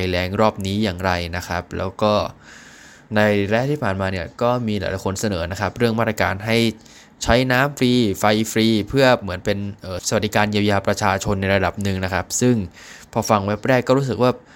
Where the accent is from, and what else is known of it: Thailand